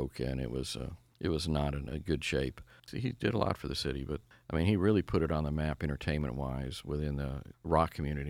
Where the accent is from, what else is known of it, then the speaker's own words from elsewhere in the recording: Atlanta, Georgia, United States; We're both from Atlanta. We were very proud of Atlanta